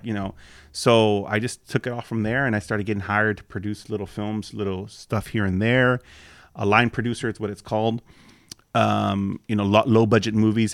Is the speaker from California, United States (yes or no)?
yes; Los Angeles, California, United States; also born or lived in Southgate / Lynwood / Norwalk / Whittier; now in West Covina, United States; I grew up actually in Watts